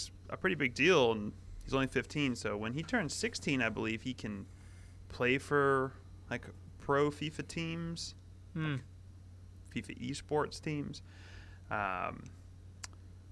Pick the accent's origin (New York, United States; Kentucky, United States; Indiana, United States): Kentucky, United States; I'm from Kentucky.